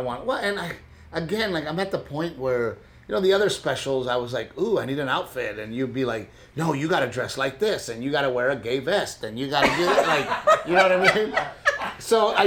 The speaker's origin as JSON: {"language": "English", "country": "United States", "said": "I'm an American. I'm an American who speaks English. I happen to be Mexican"}